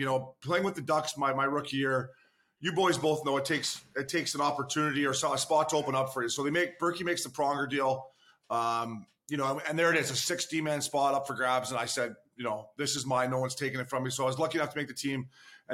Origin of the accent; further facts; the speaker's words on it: Port Hope, Ontario, Canada; growing up in Port Hope